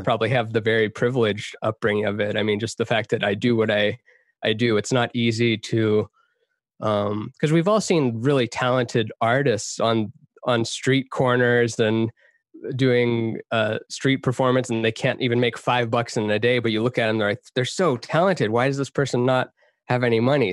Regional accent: Texas, United States; also born or lived in Canada; now in Los Angeles, United States; I grew up half in Texas, half in Canada.

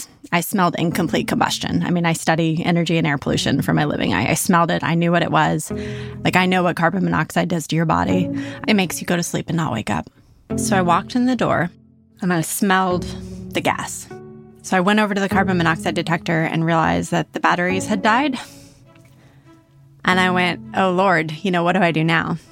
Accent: California, United States; moved away; also born or lived in Austin, Texas; I grew up in California

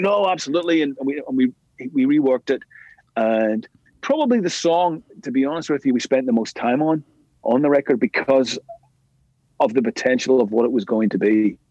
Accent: Belfast, Northern Ireland, United Kingdom; we grew up together in East Belfast

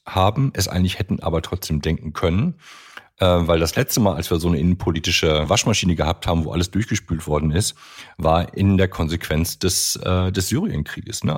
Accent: Germany; wir als Deutsche

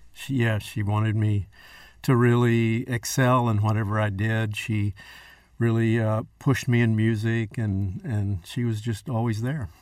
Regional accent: West Texas, United States; I'm the only native Texan, fifth generation West Texan

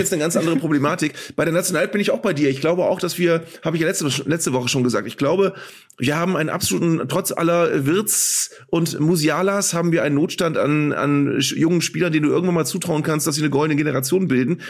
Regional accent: Northern Germany, Germany; als Norddeutscher

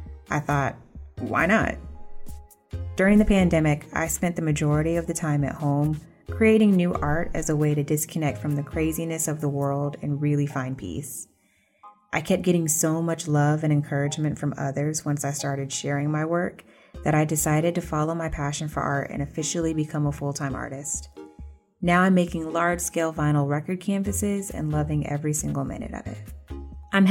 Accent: College Park, Georgia, United States; also born or lived in Atlanta, Georgia; I grew up in College Park, Georgia, right outside of the airport

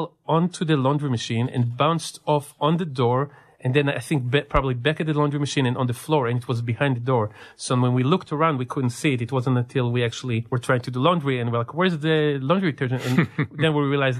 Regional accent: Israel; also born or lived in California; now in San Diego, United States; growing up in Israel and through my time in California. After I moved here

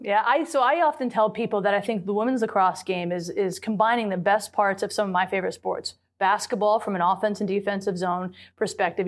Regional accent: Lansing, Michigan, United States; I am a product of the state of Michigan. So my high school had, I'm from the Lansing area

